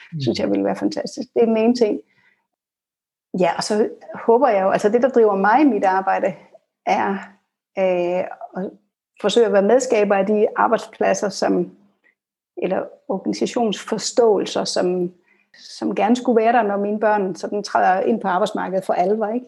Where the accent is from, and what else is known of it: Denmark